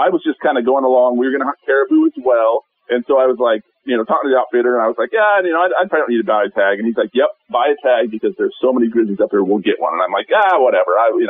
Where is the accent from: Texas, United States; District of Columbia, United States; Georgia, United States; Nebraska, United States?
Nebraska, United States; Sidney; I live in the Panhandle, just north of Sydney. You know, I grew up in Sydney. I worked at Cabela's for a long time, so... and I still live out here on the family farm just north of Sydney.